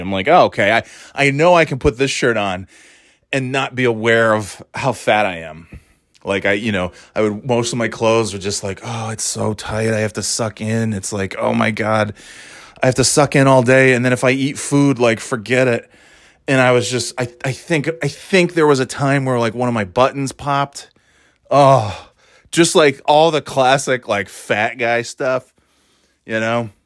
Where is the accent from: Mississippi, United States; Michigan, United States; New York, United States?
New York, United States; also born or lived in Florida / North Carolina; now in New Hampshire, United States; I moved from New York